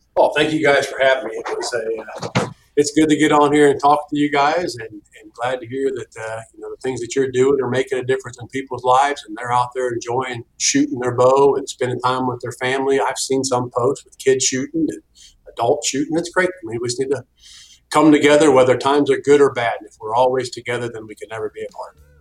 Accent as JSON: {"language": "English", "region": "Ohio", "country": "United States", "tie": "born or raised there", "moved": "as an adult", "lives_now": "Georgia, United States", "said": "We're originally from Ohio, not from Georgia. We're Ohio native, lived in Ohio for 40 years."}